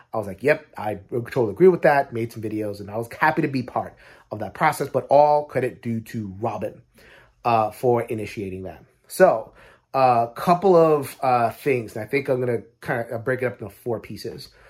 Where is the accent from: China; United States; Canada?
United States; as American gamers